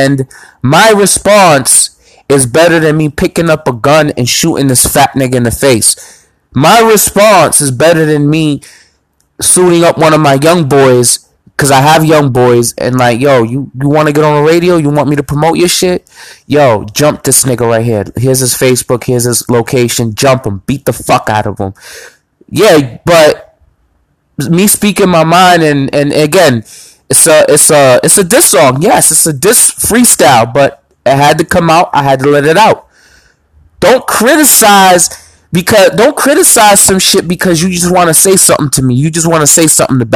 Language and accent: English; Boston, Massachusetts, United States; I'm from the South End.